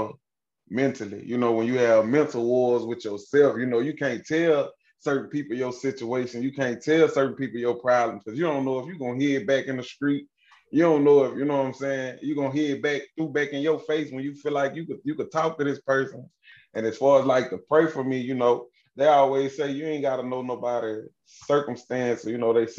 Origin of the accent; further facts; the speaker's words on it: Kentwood, Louisiana, United States; I'm from Kentwood, Louisiana. Little small city, across the tracks, man, across the river, bro.